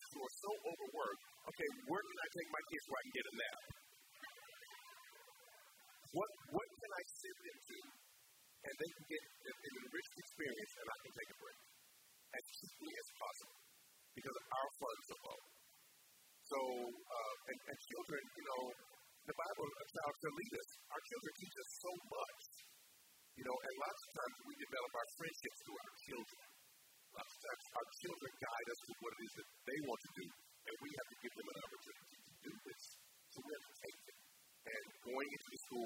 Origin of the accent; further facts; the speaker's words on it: Indianapolis, Indiana, United States; I'm from Indianapolis, Indiana, and I'm with Indiana Repertory Theater since 1991